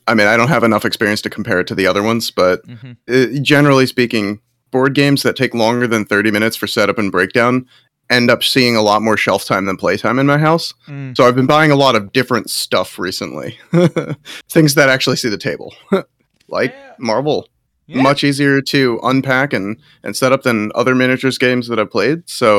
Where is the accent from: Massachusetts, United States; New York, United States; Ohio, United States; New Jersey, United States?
New Jersey, United States; That's awesome. I grew up in Jersey, actually.